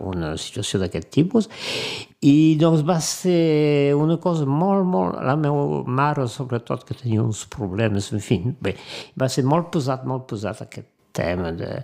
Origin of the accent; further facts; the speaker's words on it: Perpignan, Occitania, France; also born or lived in Brest; now in Montpellier, France; A Montpellier, passa la meva joventut a Perpinyà, i però fa, fa anys i panys que, que visc a Montpellier, sí.